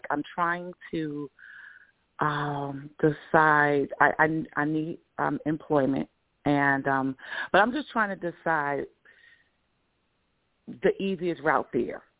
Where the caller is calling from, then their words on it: Georgia, United States; I'm in Georgia.